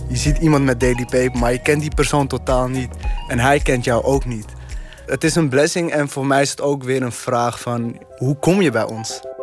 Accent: Netherlands; ik ben geboren en getogen hier

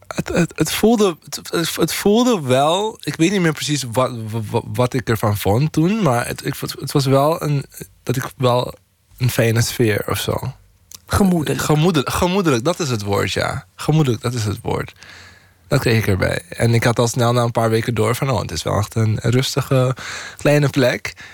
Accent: Paramaribo, Paramaribo District, Suriname; moved away as an adult; now in Netherlands; Suriname, waar ik vandaan kom.

